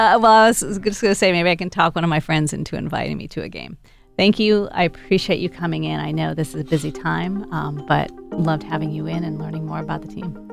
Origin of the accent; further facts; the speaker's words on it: Wisconsin, United States; now in Portland, United States; I'm from Wisconsin